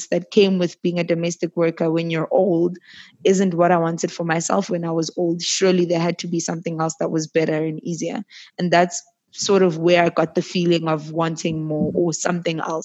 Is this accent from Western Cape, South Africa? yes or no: no; Johannesburg, Gauteng, South Africa; also born or lived in Middelburg, Mpumalanga; I was raised in Joburg, but not originally born in Joburg